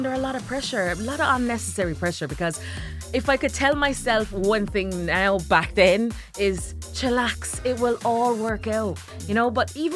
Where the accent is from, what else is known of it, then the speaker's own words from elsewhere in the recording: Ireland; also born or lived in Jamaica; I was born in Jamaica, grew up in Ireland